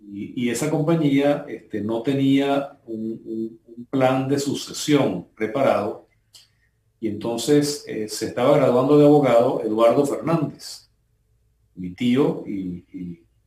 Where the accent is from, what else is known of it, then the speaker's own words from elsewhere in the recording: Venezuela; moved away as an adult; now in Panama; un grupo de colegas venezolanos